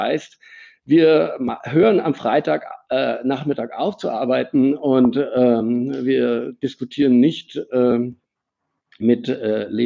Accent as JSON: {"language": "German", "country": "Germany", "accent": "German", "said": "Also ähm, mein Akzent ist ein Deutscher geblieben."}